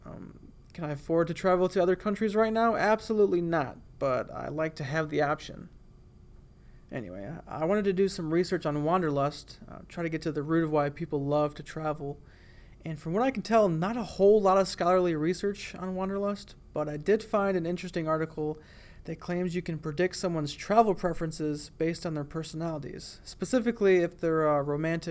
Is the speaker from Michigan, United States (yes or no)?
yes; Bad Axe, Michigan, United States; moved away as an adult; now in Alabama, United States; having never really left my hometown before that, I remember being in shock that there are other way cooler places than the tiny town of Bad Axe, Michigan